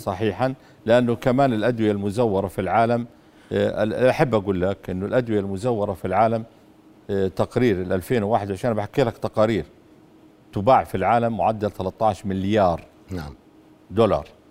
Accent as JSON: {"language": "Arabic", "town": "Madaba", "region": "Madaba Governorate", "country": "Jordan", "said": "روحت من من من السابع على مدينتي في مادبه"}